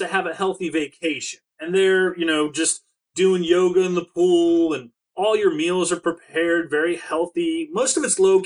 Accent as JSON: {"language": "English", "region": "Maryland", "country": "United States", "also_born_or_lived": "Delaware", "said": "I'm from Maryland"}